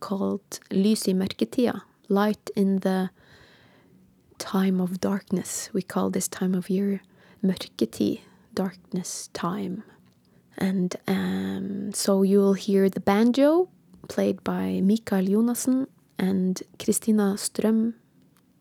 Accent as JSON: {"language": "English", "town": "Bodø", "region": "Nordland", "country": "Norway", "said": "I'm a singer from Northern Norway in Bodø"}